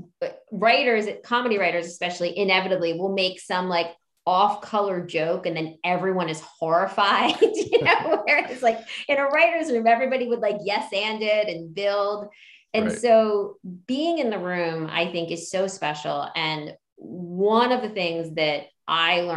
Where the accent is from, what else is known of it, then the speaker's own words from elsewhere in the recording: outside of Philadelphia, Pennsylvania, United States; also born or lived in Hawaii; I was born in Hawaii, and then I grew up outside of Philly